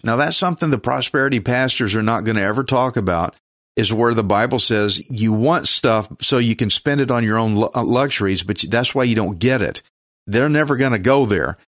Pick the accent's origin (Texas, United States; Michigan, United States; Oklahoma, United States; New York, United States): Texas, United States; accent: redneck; I'm a Texan, and that means I speak redneck